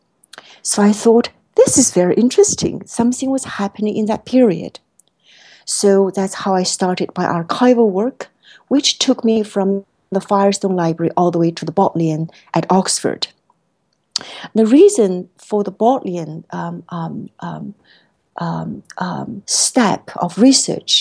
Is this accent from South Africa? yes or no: no; China; moved away as an adult; now in United States; being a student originally born and raised in China. I came to the States for college and then graduate school